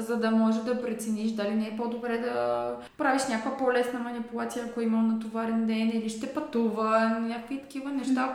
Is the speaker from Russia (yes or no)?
no; North Macedonia; moved away as an adult; now in Sofia, Bulgaria; по происход съм от Македония